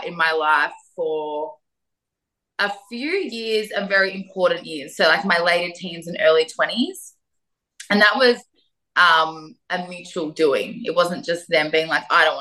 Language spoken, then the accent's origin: English; Melbourne, Victoria, Australia; I grew up in Melbourne. So I'm a Melbourne girl originally, and I grew up in the southeastern suburbs of Melbourne.